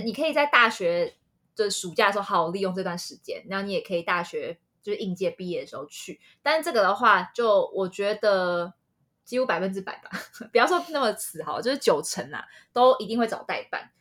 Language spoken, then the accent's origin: Chinese; Taiwan; 身为台湾人非常 proud